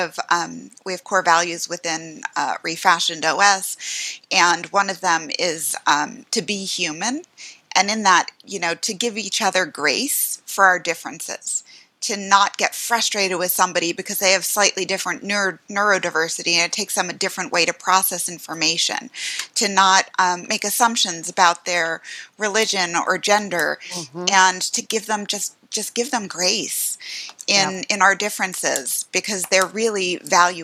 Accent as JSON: {"language": "English", "area": "Westchester", "region": "New York", "country": "United States", "tie": "born or raised there", "also_born_or_lived": "Bronx, New York", "said": "I was born in the Bronx, but my parents moved us up to Westchester, New York when I was three"}